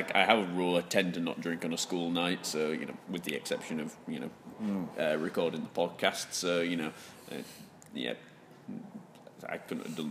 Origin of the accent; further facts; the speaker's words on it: Yorkshire and the Humber, United Kingdom; I'm well known for living up to many of my stereotypes as a Yorkshireman, including being tight.